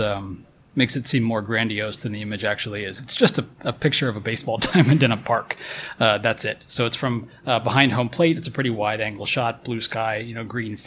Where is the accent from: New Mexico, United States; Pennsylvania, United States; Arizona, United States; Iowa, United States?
Pennsylvania, United States; I'm from Pennsylvania and everyone there is German